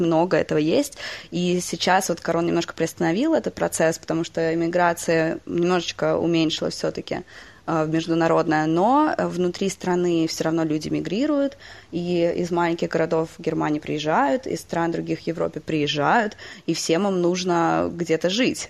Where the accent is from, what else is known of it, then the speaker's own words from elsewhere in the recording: Moscow, Russia; moved away; also born or lived in United States / Germany / England; сама родилась в Москве, э, в России